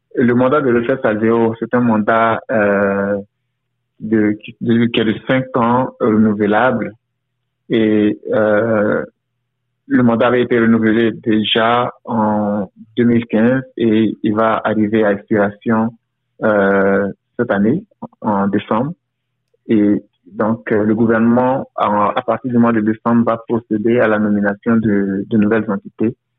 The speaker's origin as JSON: {"language": "French", "country": "Côte d’Ivoire", "also_born_or_lived": "United States / Windsor, Canada", "moved": "as an adult", "lives_now": "Toronto, Canada", "said": "Je suis originaire de la Côte d'Ivoire où j'ai travaillé pendant plus de dix ans pour le gouvernement avant de m'envoler pour les États-Unis"}